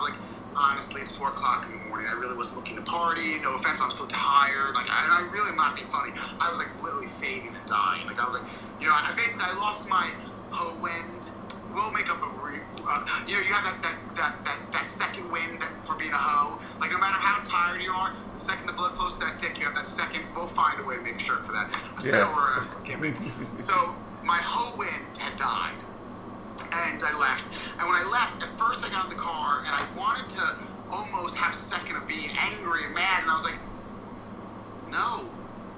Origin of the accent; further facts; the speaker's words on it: New York, United States; that's where I was born and raised